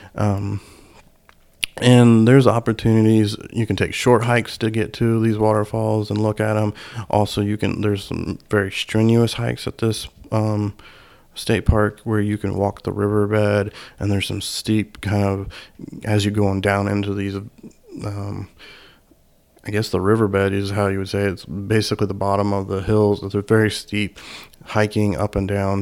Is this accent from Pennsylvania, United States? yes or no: no; Indiana, United States; my home state of Indiana